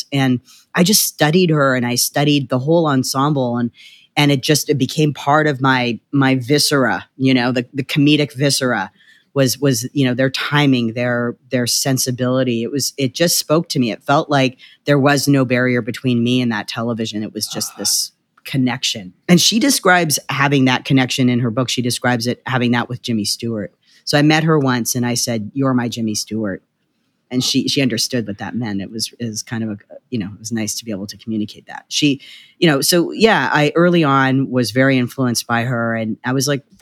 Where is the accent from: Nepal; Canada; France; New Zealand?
Canada; also born or lived in Winnipeg / Vancouver / Toronto; now in Los Angeles, United States; Well, I'm Canadian. Uh, I was uh, you know Winnipeg, Vancouver, and Toronto.